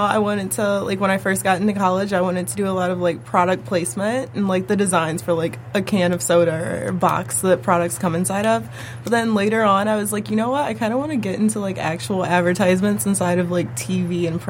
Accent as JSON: {"language": "English", "town": "Detroit", "region": "Michigan", "country": "United States", "said": "I'm from Detroit"}